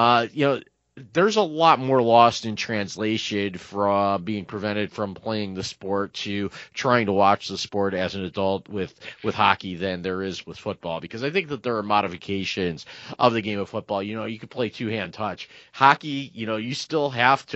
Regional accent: Northeast Ohio, United States; we didn't have a crew team or a crew club of any sort growing up in Northeast Ohio

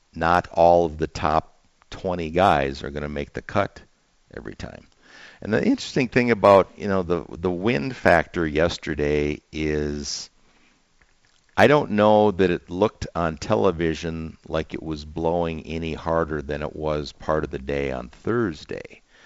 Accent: the upper Midwest, United States; growing up in the Midwest

